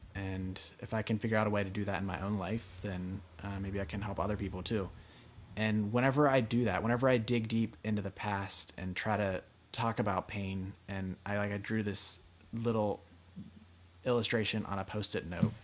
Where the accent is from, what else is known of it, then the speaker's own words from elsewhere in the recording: Pennsylvania, United States; also born or lived in Northern California; now in Pasadena, United States; was actually able to settle for the first time since leaving Pennsylvania